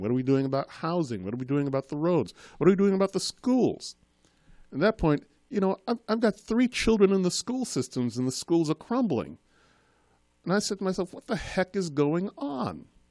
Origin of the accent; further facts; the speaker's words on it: Boston, Massachusetts, United States; also born or lived in Trinidad; I'm from Trinidad. I was born in Trinidad. Um, when I was a child, I had a very thick Caribbean Trinidadian accent. And sometime around the, um, just as I got into high school, growing up in Boston, my accent faded